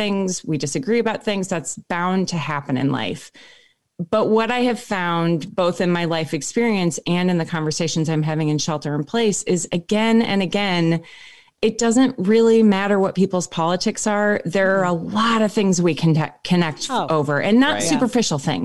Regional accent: Minneapolis, Minnesota, United States; moved away as an adult; also born or lived in Nebraska / Wisconsin / Oakland, California; now in East Coast, United States; I spent the first 25 years of my life in Minneapolis and grew up actually spending a lot of time in Nebraska

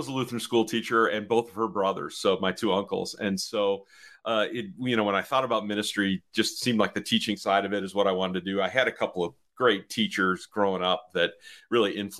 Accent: Chicago, Illinois, United States; I grew up here in the Chicago area

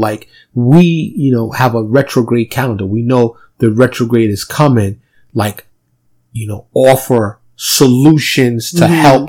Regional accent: New York City, New York, United States; also born or lived in Dallas suburb, Texas; now in Dallas, United States; Born and raised in New York

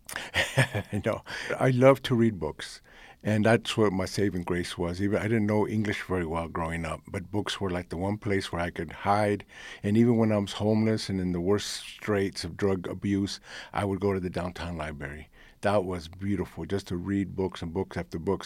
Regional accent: United States; first language Spanish; English is a second language; I was born in this country, raised in this country. This is my country

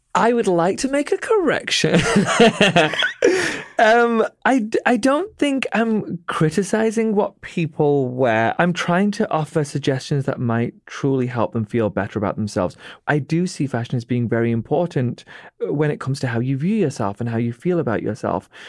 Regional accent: United Kingdom; accent: British

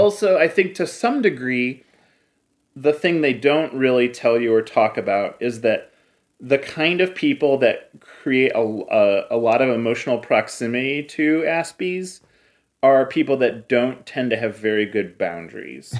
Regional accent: Cleveland, Ohio, United States; I grew up in Cleveland

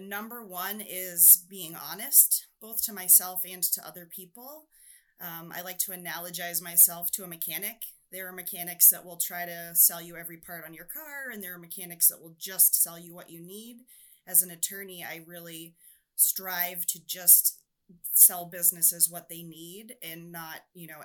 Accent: New Hampshire, United States; I'm from New Hampshire, so there's a little bit of that neighbor helping neighbor, kind of backwoods.

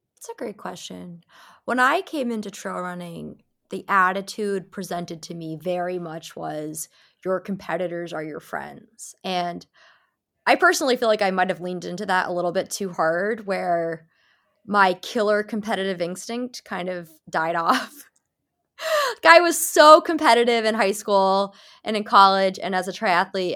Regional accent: New England, United States; I'm from New England, puritanical, you know, New England family

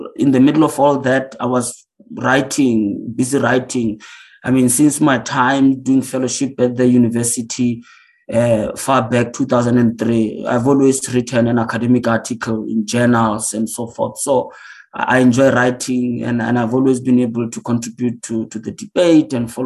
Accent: Bochum area, Limpopo, South Africa; moved away as an adult; also born or lived in Johannesburg / New York; I was born in Limpopo, actually, and I was raised in Limpopo in an area there called in the Bochum area

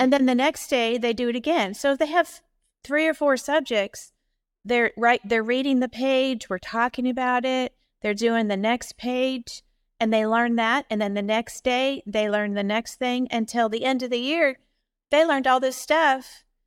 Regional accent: Indiana, United States; moved away as an adult; now in Ohio, United States; My daddy was an assistant pastor at a church in Indiana. He was the headmaster of the Christian school. Um, so I went and had an excellent Christian education from kindergarten to twelfth grade.

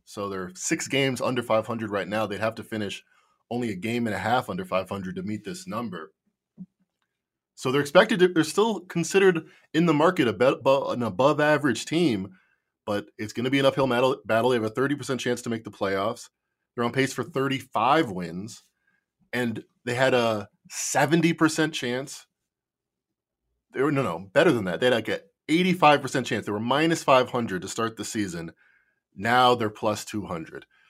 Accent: Chicago, Illinois, United States; I'm from Chicago

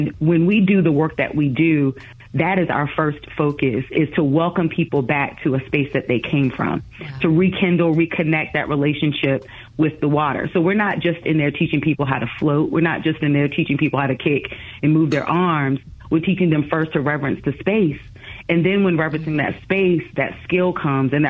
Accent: Virginia, United States; I grew up in Virginia, grew up near the ocean front.

